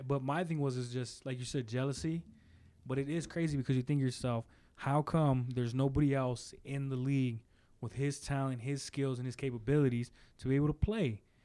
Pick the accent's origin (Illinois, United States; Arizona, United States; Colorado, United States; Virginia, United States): Arizona, United States; I'm from Arizona, born and raised